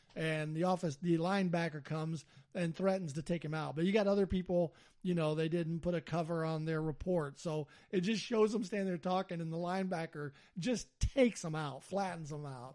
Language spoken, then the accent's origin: English; Alabama, United States; I'm from Alabama